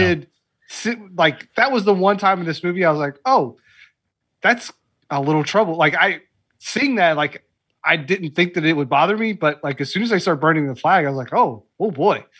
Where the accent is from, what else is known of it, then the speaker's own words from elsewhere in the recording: Lexington, Kentucky, United States; I'm from Lexington